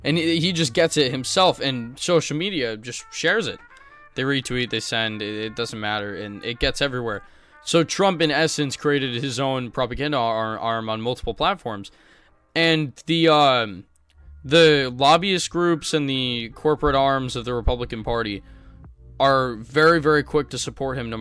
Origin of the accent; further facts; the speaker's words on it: United States; I'm growing up in the United States of America